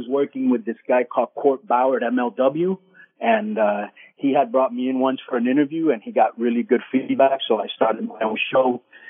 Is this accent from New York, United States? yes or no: no; Miami, Florida, United States; I'm from Miami